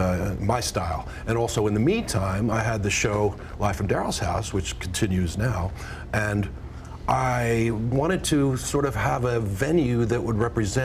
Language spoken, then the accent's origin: English; outside of Philadelphia, Pennsylvania, United States; I come from Philadelphia, and or outside of Philadelphia, really. And I came up in a neighborhood where that was the music of my childhood